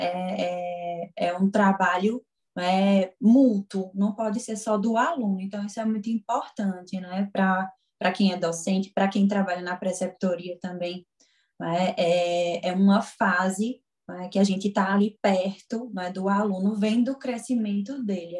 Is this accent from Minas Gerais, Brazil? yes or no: no; Garanhuns, Pernambuco, Brazil; moved away as an adult; now in Caruaru, Brazil; eu não sou daqui de Caruaru, que eu venho de Garanhões